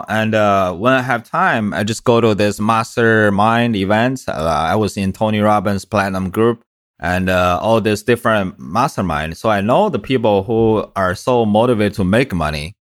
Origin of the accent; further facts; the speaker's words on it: China; now in United States; I came from China about 11, 12 years ago.